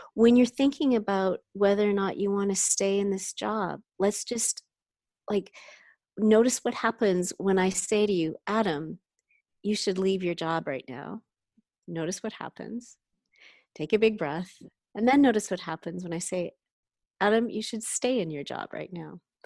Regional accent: Canada; now in San Francisco Bay Area, United States; I'm from Canada

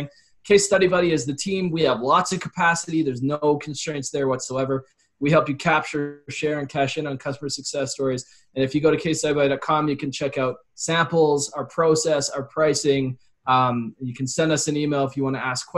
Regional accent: Calgary, Alberta, Canada; I was from Calgary

